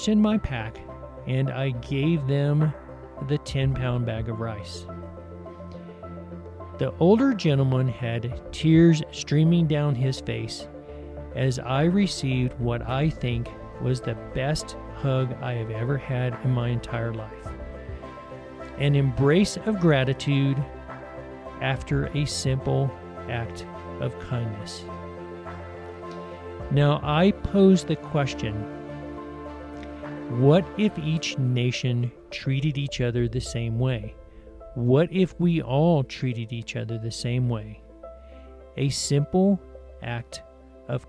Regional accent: Tennessee, United States; moved away; also born or lived in St. Kitts; when I was growing up in Tennessee

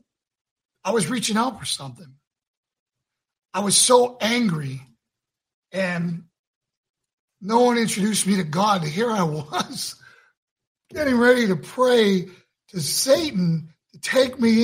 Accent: Northeast, United States; now in Johnson City, United States; I was raised in the Northeast

